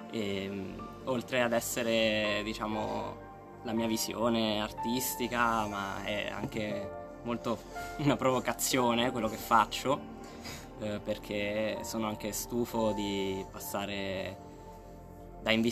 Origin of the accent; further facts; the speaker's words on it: Pescara, Abruzzo, Italy; moved away as an adult; also born or lived in Rome, Italy; now in Turin, Italy; sono nato e cresciuto a Pescara